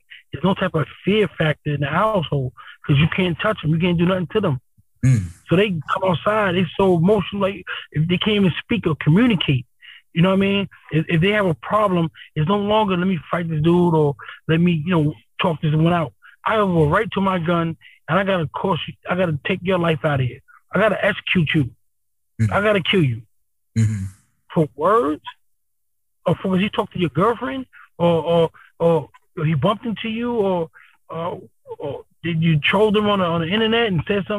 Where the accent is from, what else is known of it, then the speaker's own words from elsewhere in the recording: East Coast, United States; I'm from the East Coast